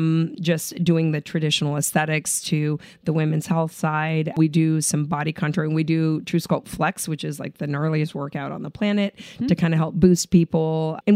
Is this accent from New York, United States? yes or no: no; Southern California, United States; I grew up in Southern California, but immigrant parents.